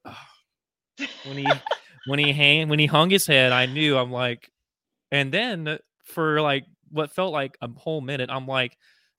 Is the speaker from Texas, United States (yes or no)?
yes; Houston, Texas, United States; moved away as an adult; now in Dallas-Fort Worth, United States; so I live in the Dallas-Fort Worth area, much to my dismay. I grew up in Houston, 19 years of my life in H-Town